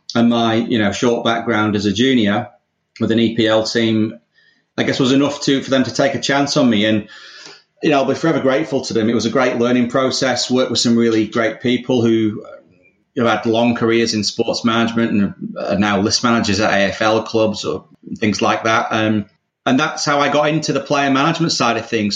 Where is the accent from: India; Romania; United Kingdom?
United Kingdom; England; accent: English; moved away as an adult; also born or lived in London; now in Australia; obviously you can tell from my accent, I'm English